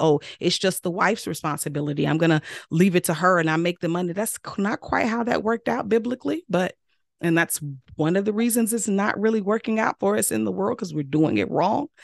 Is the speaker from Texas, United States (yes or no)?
no; Mississippi, United States; I'm real Southern from Mississippi.